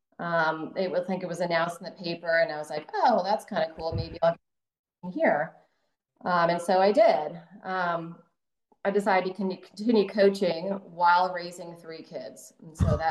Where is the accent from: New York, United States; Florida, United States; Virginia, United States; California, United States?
Florida, United States; Delray Beach; I'm originally from Delray Beach, Florida